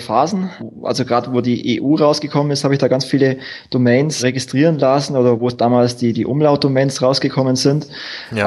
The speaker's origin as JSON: {"language": "German", "town": "Wertingen", "region": "Bavaria", "country": "Germany", "tie": "born or raised there", "said": "geboren bin ich im schönen, beschaulichen und schwäbischen Wertingen"}